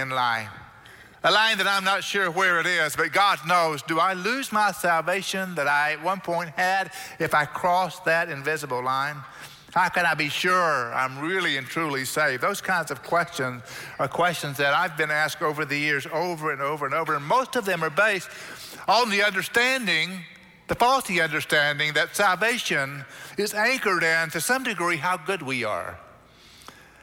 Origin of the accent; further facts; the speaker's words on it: Oklahoma, United States; now in Texas, United States; growing up in Oklahoma, wasn't familiar with the beach too much.